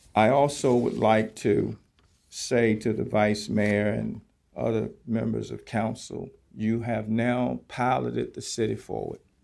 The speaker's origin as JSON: {"language": "English", "town": "Norfolk", "region": "Virginia", "country": "United States", "tie": "born or raised there", "said": "I grew up right there in Youngs Park, 800 St. Paul Boulevard, and also in Moulton Park"}